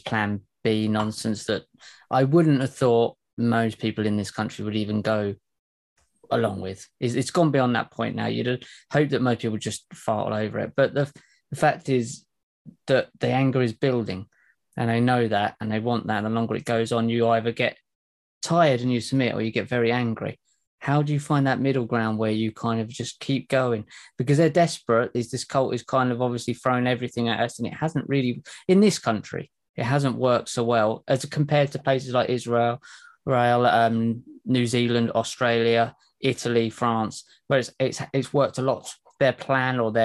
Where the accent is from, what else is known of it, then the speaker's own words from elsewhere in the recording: England, United Kingdom; us as English people, as British people